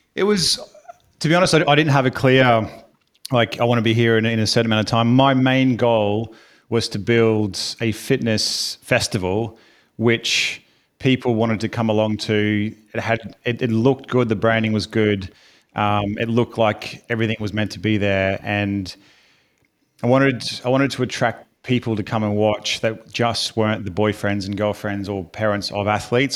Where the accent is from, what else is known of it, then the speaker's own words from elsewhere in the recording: Brisbane, Queensland, Australia; accent: Australian; moved away as an adult; now in United Kingdom; I am from Australia, hence the accent. From a sunny Brisbane.